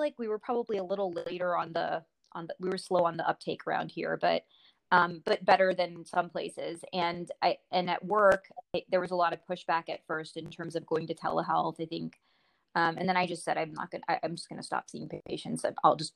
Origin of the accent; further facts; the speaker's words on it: Springfield, Virginia, United States; also born or lived in India; I grew up in Springfield, and like I told you in my email, we're very boring. Like, I ended up moving back to Springfield